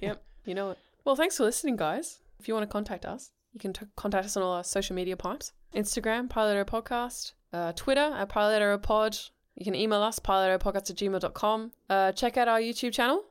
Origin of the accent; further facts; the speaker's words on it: England, United Kingdom; I'm English